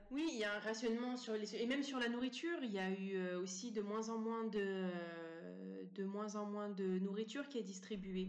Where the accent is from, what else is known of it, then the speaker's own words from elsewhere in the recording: Montivilliers, Normandy, France; je suis née euh, en France, euh, à Montivilliers, en 1988.